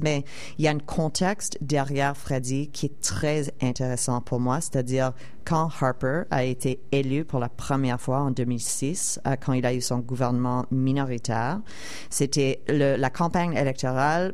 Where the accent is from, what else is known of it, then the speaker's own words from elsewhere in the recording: Montreal, Quebec, Canada; moved away as an adult; also born or lived in United States; je suis québécoise et je suis aussi canadienne